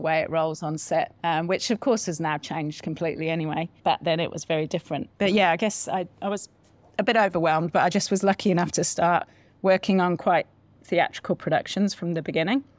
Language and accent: English; Solihull, West Midlands, United Kingdom; born or raised there; moved away as an adult; now in New Zealand